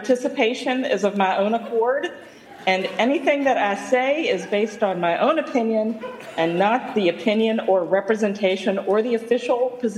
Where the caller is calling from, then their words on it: Havre de Grace, Maryland, United States; I'm calling from Haverty Grace, Maryland.